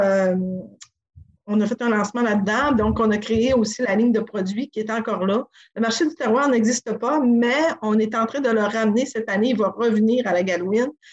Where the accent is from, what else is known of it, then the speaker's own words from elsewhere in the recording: Sacré-Cœur, Quebec, Canada; also born or lived in Montreal; now in Tadoussac, Canada; je suis originaire de Sacré-Cœur, du village à côté.